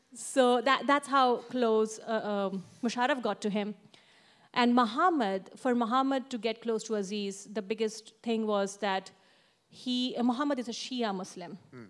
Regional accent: Mumbai, Maharashtra, India; I'm an Indian, from Mumbai

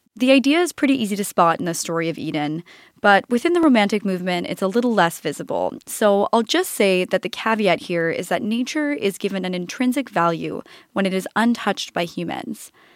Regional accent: Canada; growing up in Canada

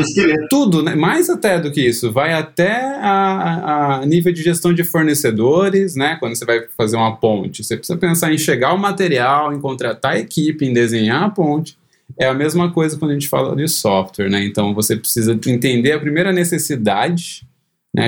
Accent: Cosmópolis, São Paulo, Brazil; moved away as an adult; also born or lived in Campinas; now in Chicago, United States; eu nasci em Campinas, mas sempre morei em Cosmópolis, cidade do interior de São Paulo

